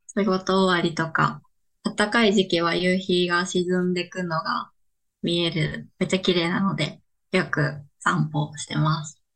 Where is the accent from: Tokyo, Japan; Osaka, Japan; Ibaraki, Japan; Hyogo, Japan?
Hyogo, Japan; Himeji; now in Koga, Japan; 出身は兵庫県の姫路市です